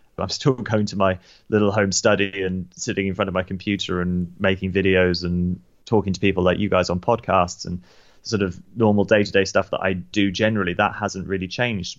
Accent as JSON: {"language": "English", "country": "United Kingdom", "tie": "born or raised there", "also_born_or_lived": "New Zealand", "said": "we moved back to the U K when I was about six."}